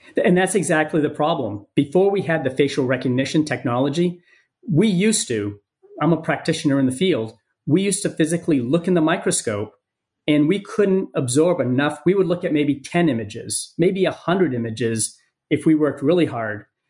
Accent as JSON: {"language": "English", "region": "Maine", "country": "United States", "also_born_or_lived": "San Diego", "moved": "yes", "said": "my home state of Maine"}